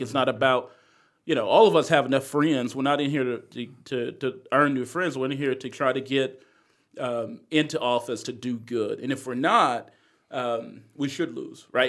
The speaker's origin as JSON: {"language": "English", "town": "Greensboro", "region": "North Carolina", "country": "United States", "tie": "born or raised there", "moved": "yes", "lives_now": "Charlotte, United States", "said": "I grew up in East Greensboro, which is very similar to West Charlotte"}